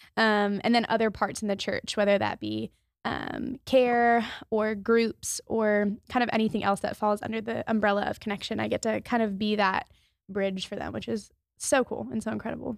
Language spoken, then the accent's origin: English; Maryland, United States; moved away as an adult; I'm from Maryland, so I was six hours away from home